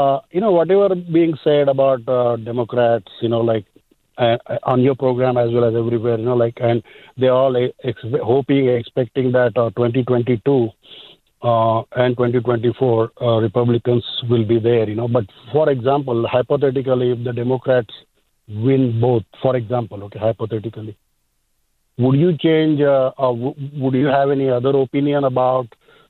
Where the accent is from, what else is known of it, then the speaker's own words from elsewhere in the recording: Atlanta, Georgia, United States; I'm from Atlanta, by the way. I'm from Georgia.